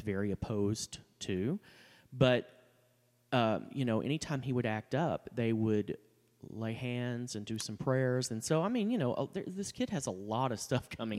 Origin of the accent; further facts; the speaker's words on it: Texas, United States; growing up, I, you know, I mean, I'm from Texas.